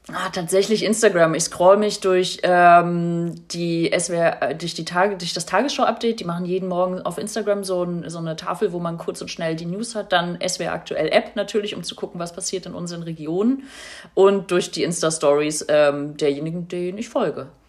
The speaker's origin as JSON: {"language": "German", "region": "East Germany", "country": "Germany", "lives_now": "Berlin, Germany", "said": "ich ja als Ossi"}